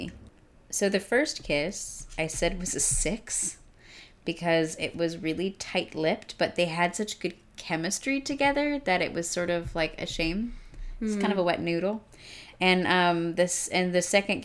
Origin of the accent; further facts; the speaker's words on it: Arizona, United States; I grew up in Arizona